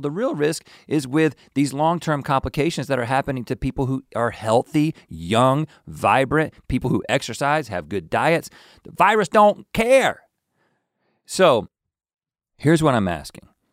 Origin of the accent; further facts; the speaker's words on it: North Carolina, United States; moved away as an adult; now in Los Angeles, United States; We grew up in North Carolina, and now we live in California.